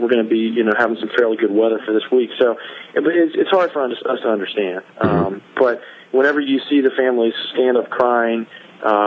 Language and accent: English; Pensacola, Florida, United States; moved away as an adult; also born or lived in Washington, D.C.; I'm originally from Pensacola, Florida, which is on the Gulf Coast. And right. I lived there for 18 years